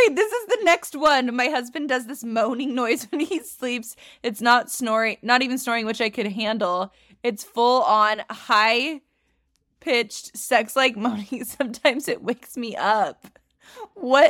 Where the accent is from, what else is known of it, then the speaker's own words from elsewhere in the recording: California, United States; I grew up in California.